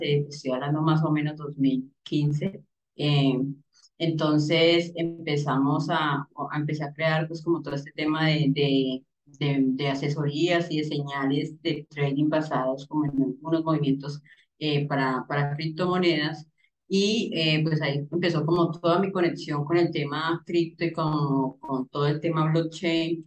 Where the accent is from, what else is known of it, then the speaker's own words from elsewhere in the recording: Cali, Valle del Cauca, Colombia; yo soy de Cali.